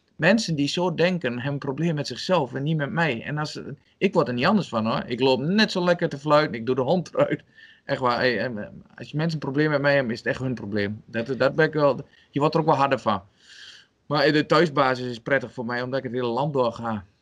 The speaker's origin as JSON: {"language": "Dutch", "town": "Albergen", "region": "Overijssel", "country": "Netherlands", "tie": "born or raised there", "said": "ben geboren en getogen in Albergen"}